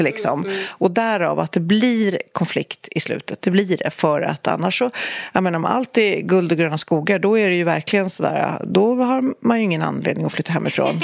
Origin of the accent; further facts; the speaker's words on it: Storholmen, Stockholm County, Sweden; min, min uppväxt på Storholmen